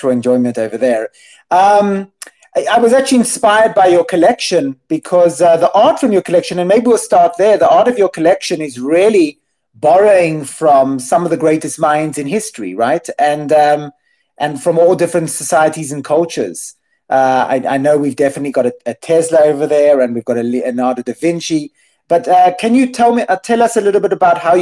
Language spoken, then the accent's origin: English; Cape Town, Western Cape, South Africa; accent: South African; now in Jerusalem, Israel; I'm from Cape Town